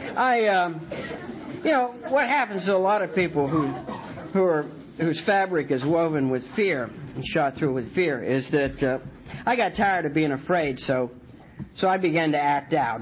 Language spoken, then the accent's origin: English; Martins Ferry, Ohio, United States; moved away as an adult; also born or lived in North Carolina; now in Wilmington, United States; I'm from Ohio.